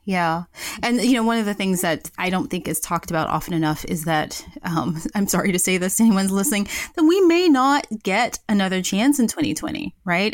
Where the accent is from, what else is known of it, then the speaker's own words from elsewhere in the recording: Memphis, Tennessee, United States; moved away; I grew up in Memphis, Tennessee